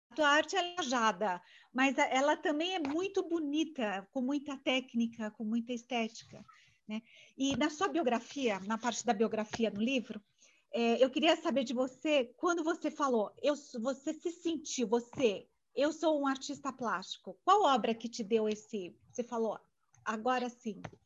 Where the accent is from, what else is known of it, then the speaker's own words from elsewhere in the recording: Brazil; eu sou brasileira, nasci aqui